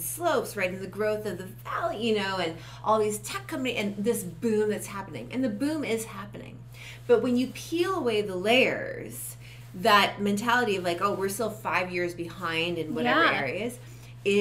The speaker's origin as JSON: {"language": "English", "town": "Toronto", "region": "Ontario", "country": "Canada", "also_born_or_lived": "Brazil / Los Angeles / New York", "moved": "yes", "lives_now": "Utah, United States", "said": "I'm from Toronto, Canada, originally"}